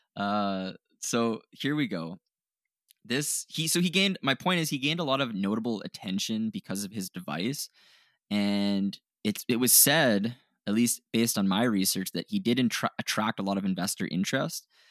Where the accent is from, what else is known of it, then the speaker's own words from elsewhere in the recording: Canada; we're Canadian.